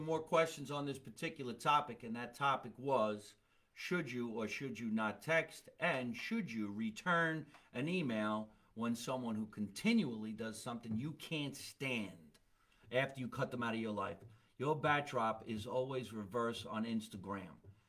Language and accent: English; New Orleans, Louisiana, United States; now in Texas, United States; I'm from New Orleans. Live in Texas.